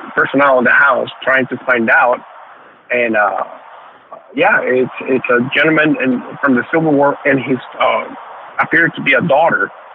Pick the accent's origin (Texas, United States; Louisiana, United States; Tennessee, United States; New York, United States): Louisiana, United States; New Orleans; also born or lived in Nicaragua; growing up in Louisiana, uh, Louisiana, the New Orleans area